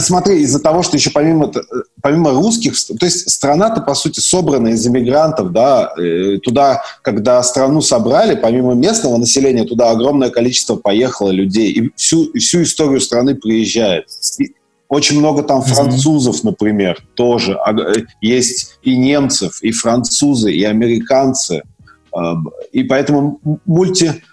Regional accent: Nizhnekamsk, Tatarstan, Russia; also born or lived in Severodvinsk, Arkhangelsk Oblast / Sochi / Israel; я родом город Северодвинск, это Архангельская область, это Белое море. А вырос э, я в городе Нижнекамск

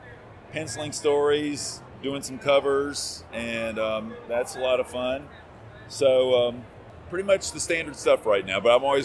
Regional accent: Louisiana, United States; moved away; I'm from Louisiana originally, I went to a college there for a few years

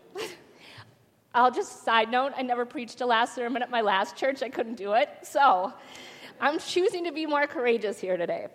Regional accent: Twin Cities area, Minnesota, United States; also born or lived in Faribault, Minnesota; having gone from Faribault, Minnesota to the back to the Twin Cities area that I was worried, you know, returning to my home town

